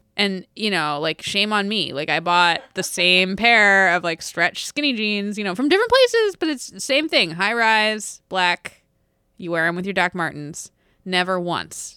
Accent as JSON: {"language": "English", "region": "East Coast", "country": "United States", "tie": "born or raised there", "said": "growing up on the East Coast"}